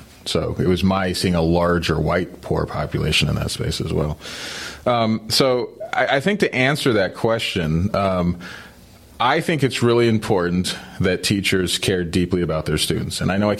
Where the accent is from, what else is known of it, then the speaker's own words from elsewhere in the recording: New Mexico, United States; moved away as an adult; also born or lived in Colorado / Philadelphia / California / Ohio; So when I was born in Colorado, zero. I grew up in New Mexico, 10. Went to college in Philly, 20. Went to California, 30. Moved to Ohio, 40.